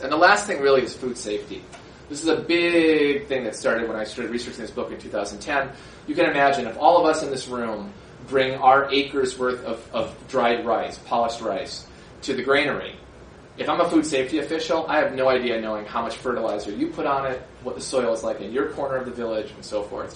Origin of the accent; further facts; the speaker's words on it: Minnesota, United States; moved away as an adult; also born or lived in Beijing, China / Jilin, China; I'm from Minnesota, from a very rural area. My where I grew up is mostly rose farms